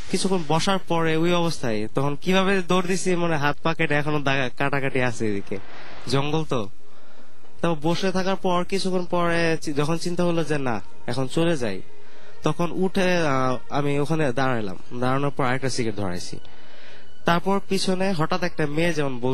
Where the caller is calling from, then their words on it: Mohammadpur, Dhaka Division, Bangladesh; also born or lived in Tongi; আমি মোহাম্মদপুর থেকে আমার গ্রামে টঙ্গিতেই মাইকের কাছে মুখটা